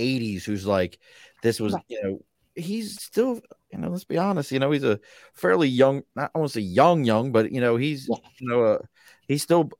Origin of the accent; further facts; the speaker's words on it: Baltimore, Maryland, United States; I'm a kid from East Baltimore